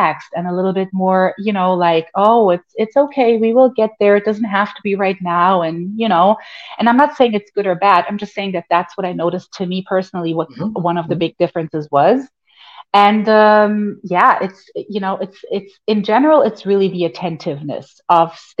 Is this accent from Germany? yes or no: yes; Germany; moved away; I was born and raised in Germany